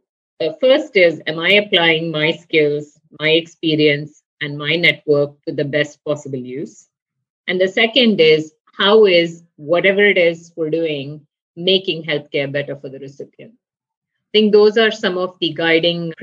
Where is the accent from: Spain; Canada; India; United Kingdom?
India; moved away as an adult; now in United States; I grew up in India in a family with educators, doctors, and researchers